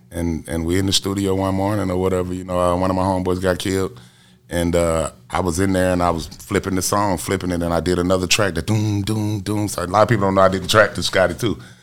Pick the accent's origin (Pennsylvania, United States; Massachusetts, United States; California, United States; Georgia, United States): Georgia, United States; Atlanta; I'm from Bankhead Court, like really from Bankhead Court. Like I was born at home on the sofa